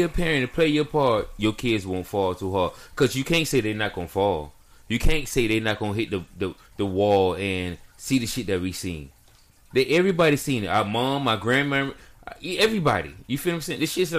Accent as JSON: {"language": "English", "town": "Miami", "region": "Florida", "country": "United States", "said": "I'm from Miami. We vultures out here. Dade County all day. 305."}